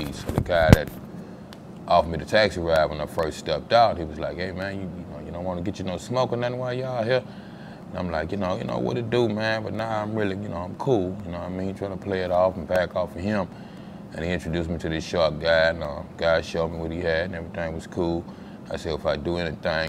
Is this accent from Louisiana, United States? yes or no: yes; Louisiana, United States; moved away as an adult; now in Dallas, United States; I'm from Louisiana.